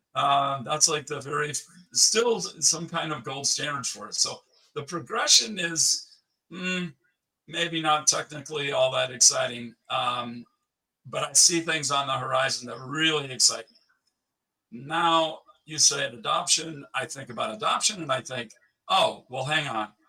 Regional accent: United States; moved away as an adult; also born or lived in Switzerland; I lived 15 years in Switzerland, but I'm still American.

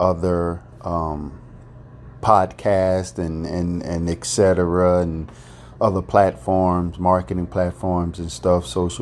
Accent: United States

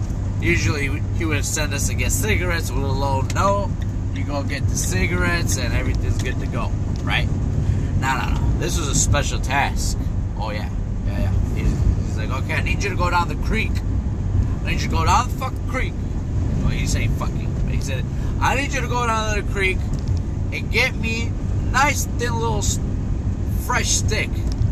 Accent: Mexico; born there; also born or lived in United States; See, I was born in Mexico, raised here and there, both sides, you know. Love both sides of myself, you know, of where I was born and where I was raised, mostly here.

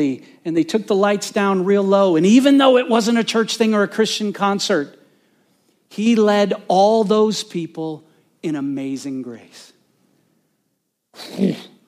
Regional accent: Bloomington, Indiana, United States; I was born in Bloomington, Indiana

